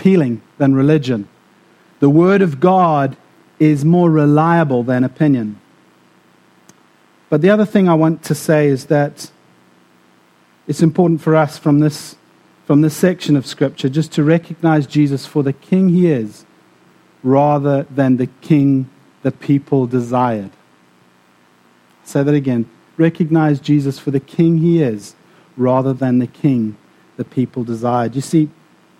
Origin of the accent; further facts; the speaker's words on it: South Africa; also born or lived in Namibia; now in Scotland, United Kingdom; I grew up in South Africa and Namibia as well